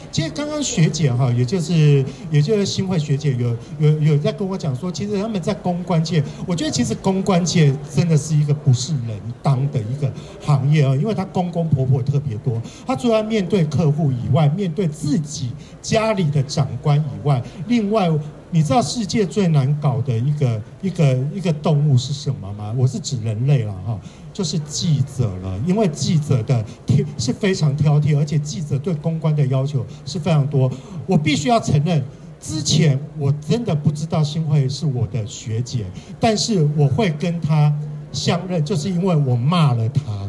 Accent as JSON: {"language": "Chinese", "region": "Kaohsiung", "country": "Taiwan", "said": "我也是高雄人。"}